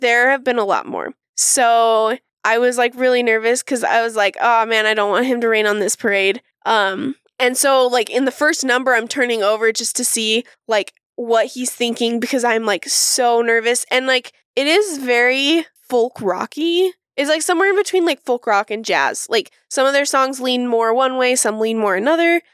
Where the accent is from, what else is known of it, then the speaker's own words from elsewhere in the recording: Utah, United States; moved away as an adult; also born or lived in Manhattan, New York / Connecticut / Brooklyn, New York; I moved back to Utah.